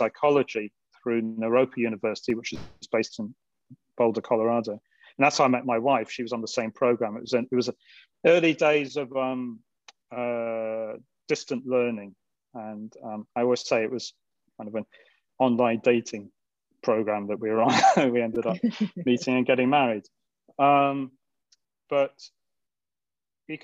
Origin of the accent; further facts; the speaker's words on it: England, United Kingdom; moved away as an adult; now in Maui, United States; I'm from England